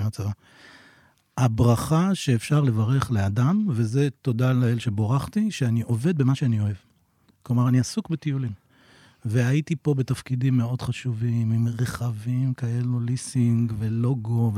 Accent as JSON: {"language": "Hebrew", "area": "Emek Hefer", "region": "Central District", "country": "Israel", "moved": "as an adult", "lives_now": "Vietnam", "said": "אני מעמק חפר"}